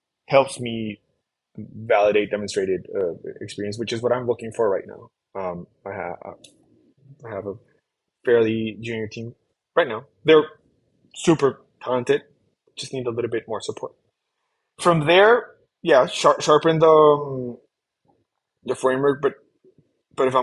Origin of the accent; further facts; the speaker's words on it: Colombia; I'm from Colombia